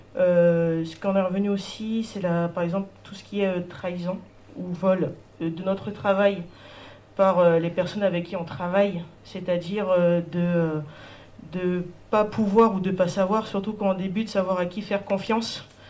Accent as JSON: {"language": "French", "country": "French Guiana", "said": "moi je suis une artiste, je viens de Guyane"}